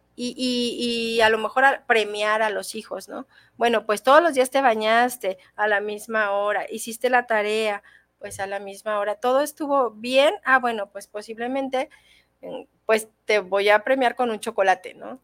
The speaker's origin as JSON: {"language": "Spanish", "country": "Mexico", "said": "como mexicanos"}